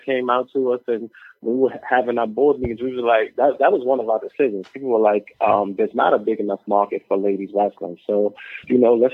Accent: New York City, New York, United States; I am from Brownsville

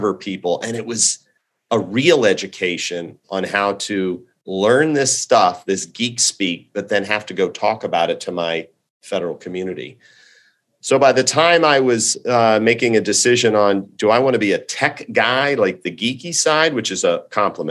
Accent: Montgomery County, Maryland, United States; also born or lived in Washington, D.C.; I'm a Washingtonian native. I grew up in the Washington, D.C. area in the suburbs of Maryland, Montgomery County

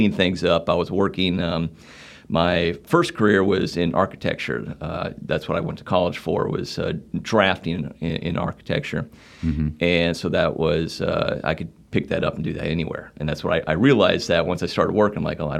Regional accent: northeast Nebraska, United States; moved away as an adult; now in Wilmington, United States; I grew up in Nebraska, northeast Nebraska, not too far from Omaha

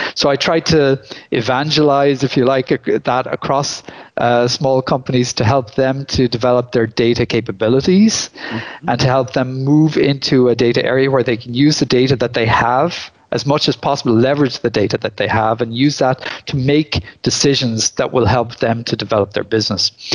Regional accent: Ireland; moved away as an adult; also born or lived in Limerick, Ireland; now in Belgium; I come from Ireland originally. I'm now living in Belgium

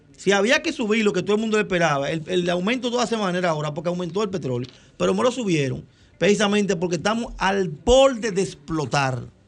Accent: Dominican Republic; yo soy un dominicano

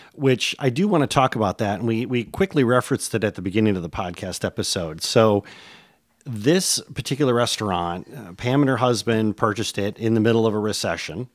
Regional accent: Michigan, United States; moved away; After 20 years, I've returned to my native Michigan

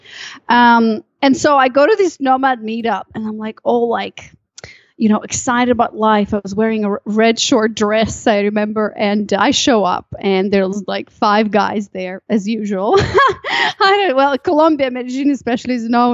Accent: Chisinau, Moldova; moved away; also born or lived in Malaysia; I'm from a country called Moldova

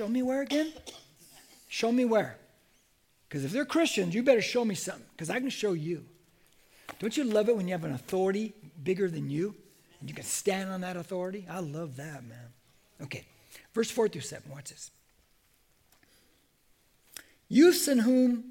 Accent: United States; I'm an American

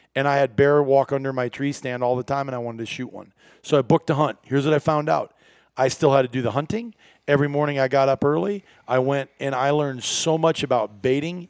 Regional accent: Iowa, United States; moved away as an adult; also born or lived in northern Wisconsin; I grew up in Iowa

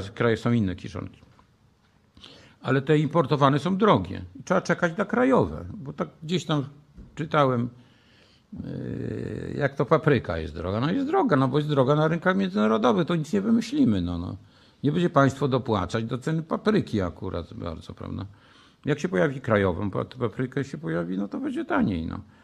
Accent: Poland; się wychowałem w PRL-u, długo żyłem w PRL-u

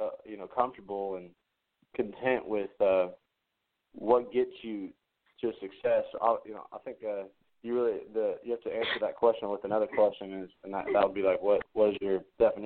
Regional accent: Smyrna, Tennessee, United States; I'm from Smyrna, Tennessee.

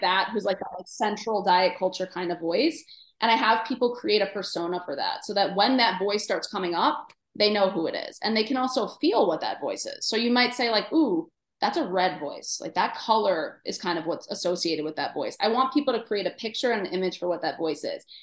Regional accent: New York City, New York, United States; I grew up in Queens

